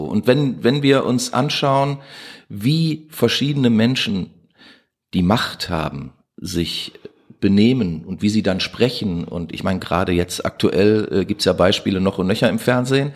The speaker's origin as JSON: {"language": "German", "town": "Duisburg", "region": "North Rhine-Westphalia", "country": "Germany", "tie": "born or raised there", "said": "ich bin in Duisburg-Meiderich groß geworden"}